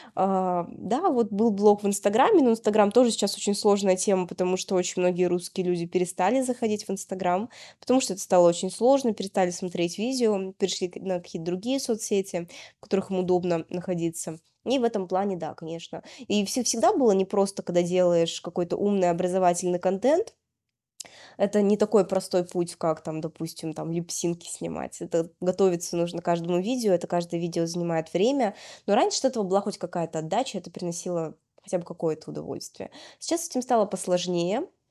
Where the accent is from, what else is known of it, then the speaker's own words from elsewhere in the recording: Yekaterinburg, Sverdlovsk Oblast, Russia; moved away as an adult; also born or lived in Moscow / Saint Petersburg; now in Lisbon, Portugal; я изначально родилась в Екатеринбурге, прожила там до окончания школы